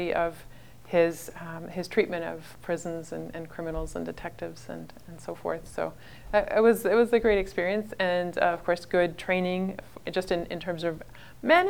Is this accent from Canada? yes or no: yes; Ottawa, Ontario, Canada; also born or lived in Oxford, England; now in Barry's Bay, Canada; I grew up in Ottawa, Ontario